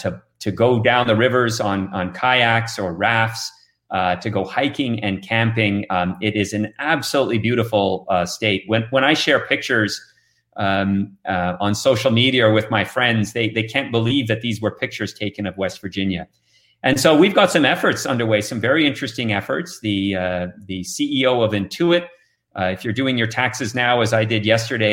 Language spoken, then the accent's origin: English; Canada; moved away as an adult; But I came here from Canada 21 years ago, and there's a reason I'm still here.